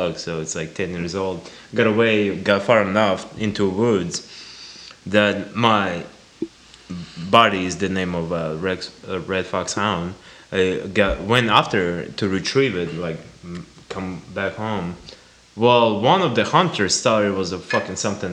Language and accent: English; Irkutsk, Irkutsk Oblast, Russia; moved away; also born or lived in Washington; I'm from Irkutsk